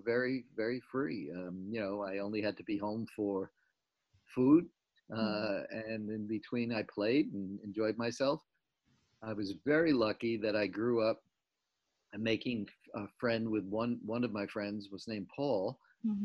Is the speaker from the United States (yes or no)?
yes; Jericho, New York, United States; born or raised there; also born or lived in Brooklyn, New York